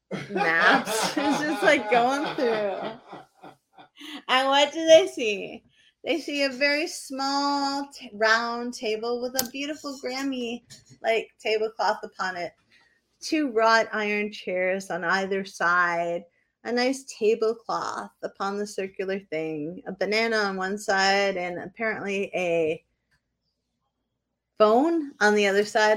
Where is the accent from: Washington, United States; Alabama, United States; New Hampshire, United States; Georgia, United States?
New Hampshire, United States; also born or lived in Maine; I'm from New Hampshire and that's what we do. I looked up my dad's house in Goffstown, New Hampshire